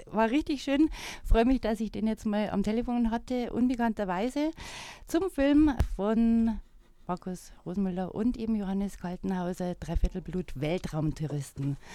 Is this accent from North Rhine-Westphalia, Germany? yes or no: no; Ampfing, Bavaria, Germany; Das ist eh meine Gegend, Wasserburg in der Nähe, gell? Ich bin aus Ampfing eigentlich.